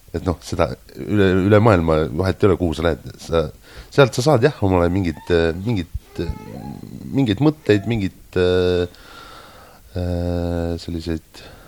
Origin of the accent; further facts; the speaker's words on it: Estonia; moved away as an adult; now in Japan; mina olen sealt pärit